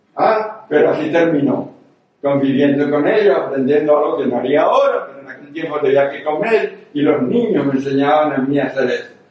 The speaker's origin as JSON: {"language": "Spanish", "area": "near Zaragoza", "region": "Aragon", "country": "Spain", "tie": "born or raised there", "also_born_or_lived": "Venezuela / Canary Islands", "moved": "yes", "said": "Esto es en mi pueblo, a 20 kilómetros de Zaragoza"}